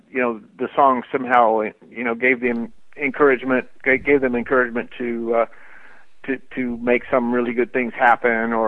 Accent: Florida, United States; moved away as an adult; also born or lived in Colorado; now in Los Angeles, United States; I grew up in Florida

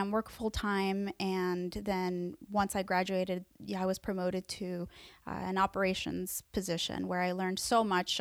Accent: Mexico City, Mexico; moved away; I was born in Mexico City

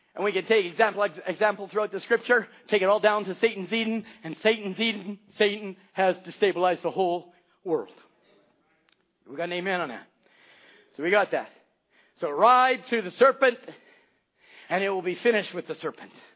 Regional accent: Canada; I live in Canada.

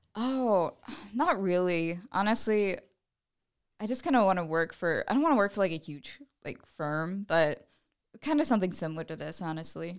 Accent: Fort Dodge, Iowa, United States; I'm from Fort Dodge originally. I went to Saint Ed's

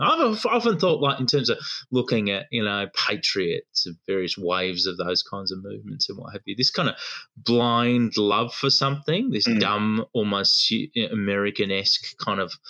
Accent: Melton, Victoria, Australia; I'm not from Newcastle. I'm from Melton.

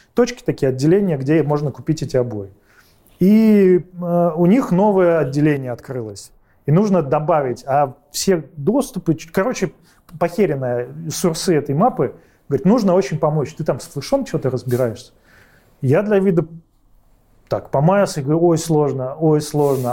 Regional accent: Saint Petersburg, Russia; Родился, учился в Питере

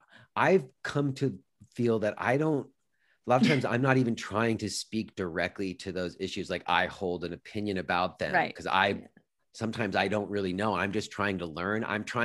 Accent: New York City, New York, United States; You know, I grew up in New York City in the 90s.

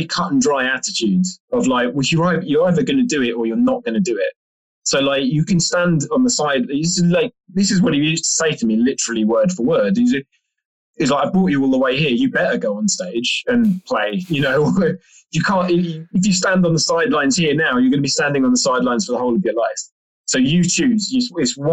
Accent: London, United Kingdom; being a Londoner

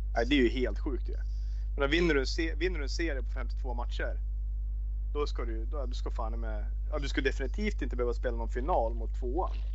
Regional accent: Västerås, Västmanland, Sweden; also born or lived in Austria; när vi växte upp och spelade i VIK

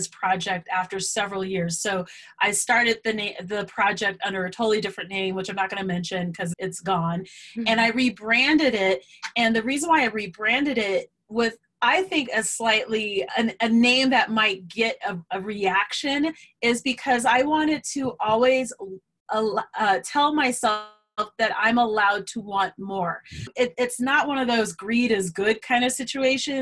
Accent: Colorado, United States; I'm from Colorado

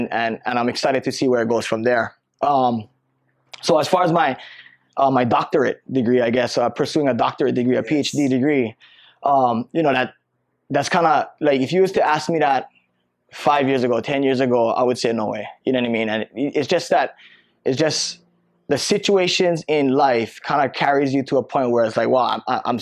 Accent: Waialua, Hawaii, United States; growing up, I'm from Waialua, Oahu on the North Shore

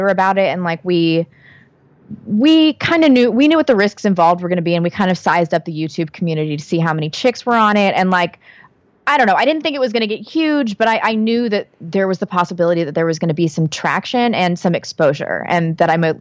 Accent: St. Louis, Missouri, United States; moved away; I'm from St. Louis, and it was a really like competitive kind of cliquish social environment

